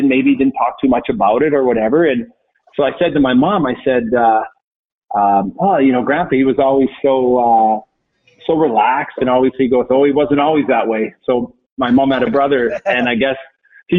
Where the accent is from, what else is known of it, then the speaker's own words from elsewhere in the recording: St. Albert, Alberta, Canada; moved away as an adult; also born or lived in Calgary / Denver; now in Boston, United States; I grew up in Edmonton, St. Albert, which is a suburb just outside Edmonton